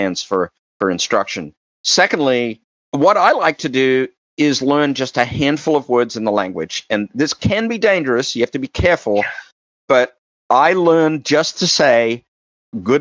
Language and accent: English; Australia; moved away; I grew up in Australia